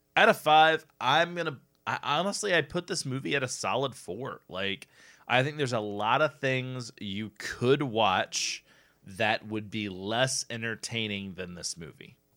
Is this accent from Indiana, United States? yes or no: yes; Indiana, United States; we're from Indiana